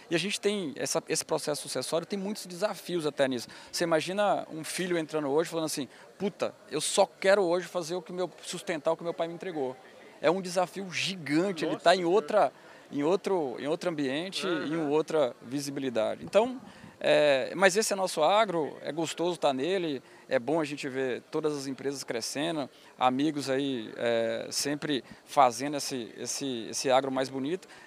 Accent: Bahia, Brazil; also born or lived in Goiás; Sou baiano.

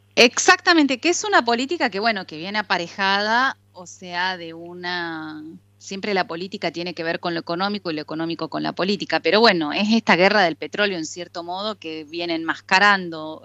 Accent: Argentina; now in Istanbul, Turkey

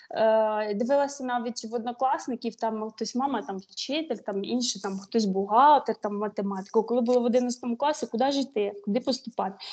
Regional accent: Vinnytsia Oblast, Ukraine; moved away as an adult; also born or lived in Reims, France; now in Annecy, France; Я з Вінницької області, з центральної.

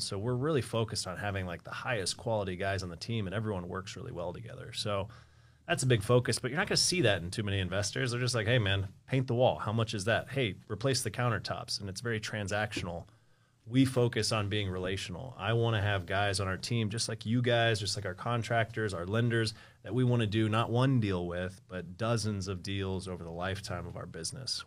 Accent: Columbus, Ohio, United States; also born or lived in Springfield, Ohio; I'm from Columbus.

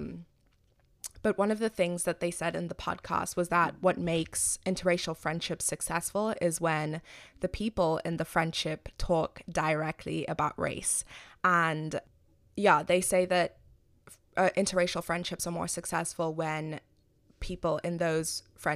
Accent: Zimbabwe; moved away as an adult; now in United States; I was raised in Zimbabwe, I'm not American

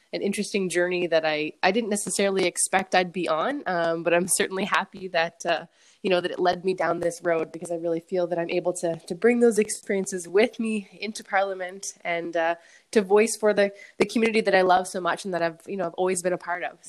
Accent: Fredericton, New Brunswick, Canada; I'm born and raised in Fredericton

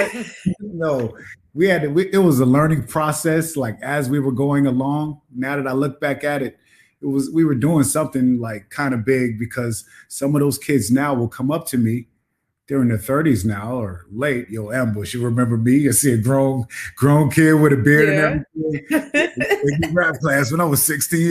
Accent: Long Island, New York, United States; moved away as an adult; also born or lived in Killeen, Texas; now in Netherlands; Well, actually, it's funny because I'm from Killeen, Texas. I grew up in Long Island, New York, a military brat.

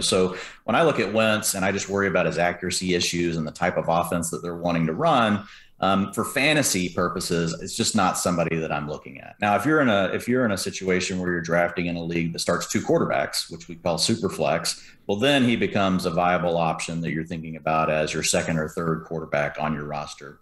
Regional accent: Dallas, Texas, United States; I'm from Dallas

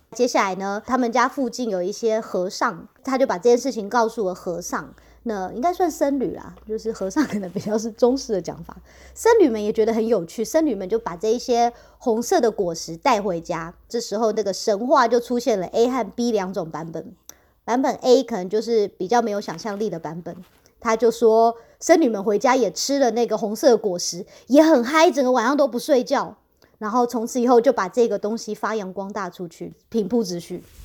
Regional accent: Taiwan; 我们台湾人就是比较实际一点嘛

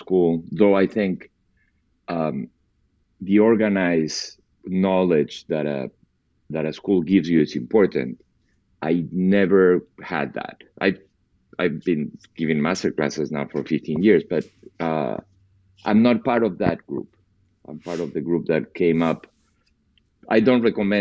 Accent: Peru; moved away; I was born and raised in Peru, in South America

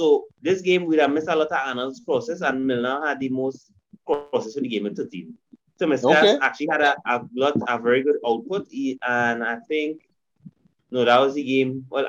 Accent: Trinidad & Tobago; As a Trinidadian

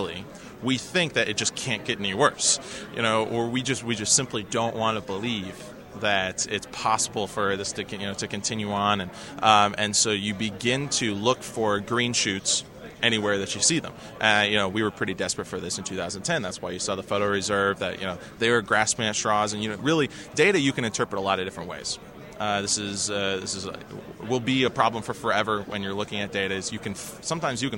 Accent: Washington, District of Columbia, United States; I'm from Washington

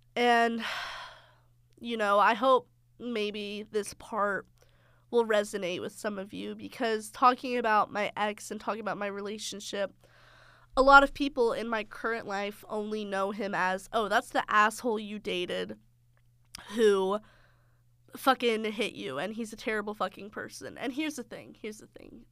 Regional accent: the South, United States; I'm from the South

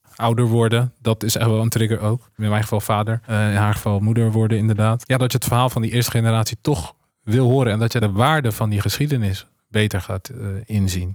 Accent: Rotterdam, South Holland, Netherlands; also born or lived in Cape Verde (ancestry); ik ben Rotterdammer

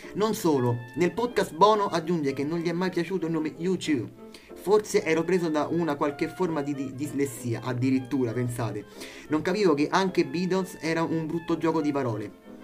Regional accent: Italy; mi ascoltate dall'Italia, il paese che io amo, il mio paese

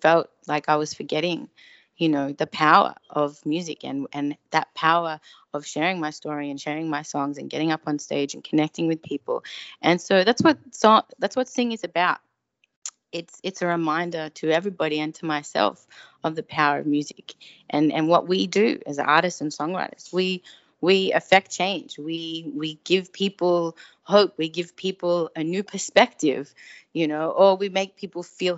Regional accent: Melbourne, Victoria, Australia; moved away as an adult; now in Los Angeles, United States; my hometown of Melbourne. Originally, I'm from Melbourne, Australia, now based in LA.

